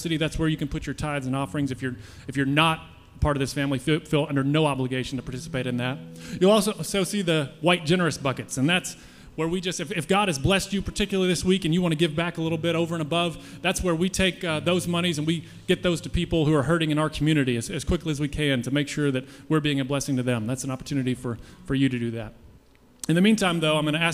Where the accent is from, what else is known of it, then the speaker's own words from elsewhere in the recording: United States; I'm an American